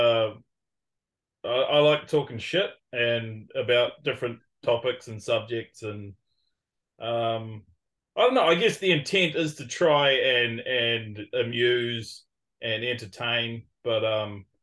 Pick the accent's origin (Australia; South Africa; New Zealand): New Zealand; Raglan, Waikato; I'm from Raglan, which is a small town of population about 5,000